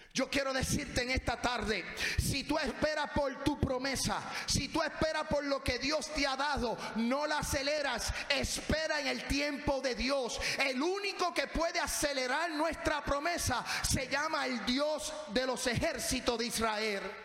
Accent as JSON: {"language": "Spanish", "country": "Puerto Rico", "moved": "yes", "said": "Yo cuando voy a mi casa, voy a Puerto Rico, voy a casa de mi papá"}